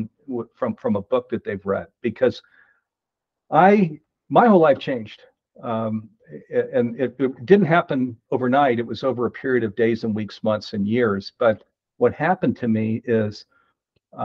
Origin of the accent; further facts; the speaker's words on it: East Coast, United States; moved away as an adult; also born or lived in Silicon Valley; I grew up on the East Coast